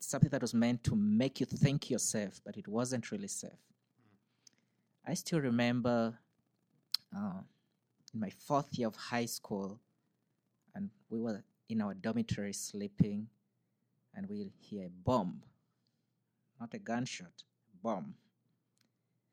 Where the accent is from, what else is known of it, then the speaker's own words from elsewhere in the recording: Northern Uganda, Uganda; moved away as an adult; now in United States; I'm born and raised in Uganda. I was born in the northern part of Uganda.